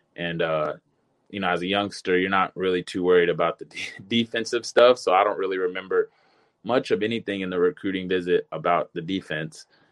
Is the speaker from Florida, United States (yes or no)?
no; Long Beach, California, United States; moved away as an adult; also born or lived in Lakewood, California; I grew up in Long Beach, you know, I went to Long Beach probably high school